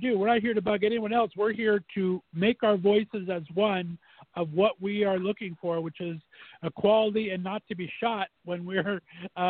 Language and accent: English; United States; I'm from Northeast area, so Pittsburgh's right around the corner